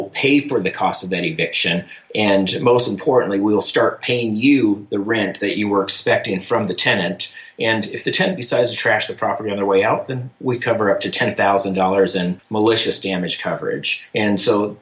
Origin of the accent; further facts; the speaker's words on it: Portland, Oregon, United States; moved away as an adult; now in Charlotte, United States; I grew up in Portland, Oregon on the West Coast there